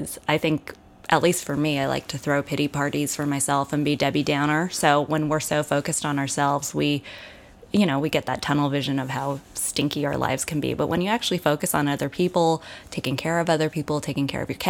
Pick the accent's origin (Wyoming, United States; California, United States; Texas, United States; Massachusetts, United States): California, United States; San Gabriel Valley; I'm from the San Gabriel Valley